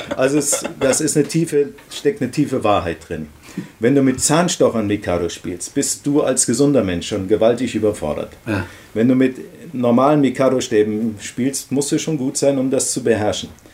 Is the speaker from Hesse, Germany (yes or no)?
yes; Bad Emstal, Hesse, Germany; also born or lived in Marburg; Aus Balhorn, das heißt heute Bad Emstal. Das liegt da zwischen Fritzlau und Kassel